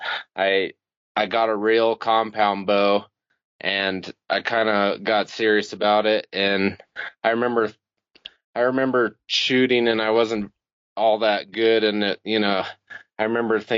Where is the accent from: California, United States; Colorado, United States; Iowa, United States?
Colorado, United States; I'm a resident of Colorado. I was born and raised in Colorado.